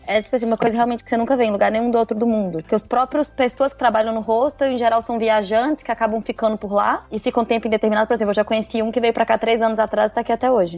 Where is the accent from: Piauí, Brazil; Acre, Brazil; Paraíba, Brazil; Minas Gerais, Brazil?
Minas Gerais, Brazil; Ipatinga; moved away as an adult; also born or lived in São Paulo; now in Hungary; eu sou de Minas Gerais, Ipatinga, no leste de Minas